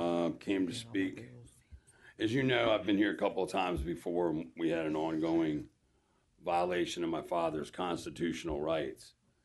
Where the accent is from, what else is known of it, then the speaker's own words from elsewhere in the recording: Norfolk, Virginia, United States; I'm proud to be from Norfolk, Virginia. I was born in Norfolk General, went to Norfolk Christian, and proud of the state of Virginia.